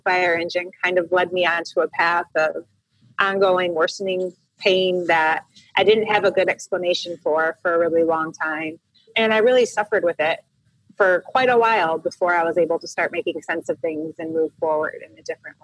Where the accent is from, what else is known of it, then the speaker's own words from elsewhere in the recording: Royal Oak, Michigan, United States; moved away as an adult; also born or lived in Southern California; I actually grew up in Michigan in the Midwest of the United States in a suburb of Detroit called Royal Oak. So I was born and raised there.